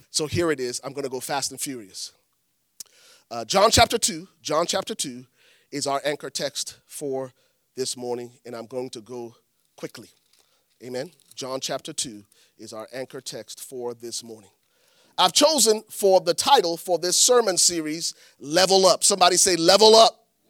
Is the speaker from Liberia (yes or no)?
yes; Liberia; moved away; I'm from Liberia. Growing up in Liberia